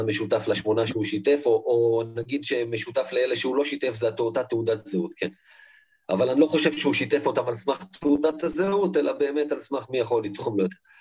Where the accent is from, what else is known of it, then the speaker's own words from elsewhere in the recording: Israel; אני בסופו של דבר גם חי בישראל, אני ישראלי